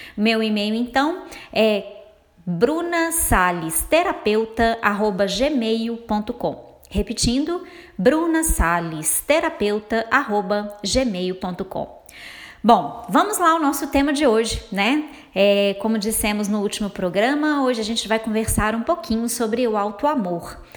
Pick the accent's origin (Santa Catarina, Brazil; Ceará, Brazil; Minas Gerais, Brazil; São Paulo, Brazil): Minas Gerais, Brazil; accent: mineiro; eu sou mineira, então vocês vão se acostumando aí com o meu sotaque